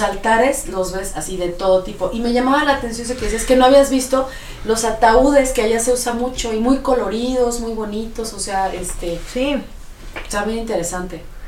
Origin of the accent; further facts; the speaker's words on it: Mexico; como mexicanos